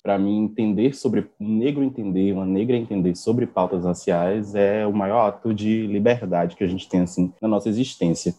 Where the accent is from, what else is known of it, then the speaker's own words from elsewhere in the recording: Salvador, Bahia, Brazil; sou daqui de Salvador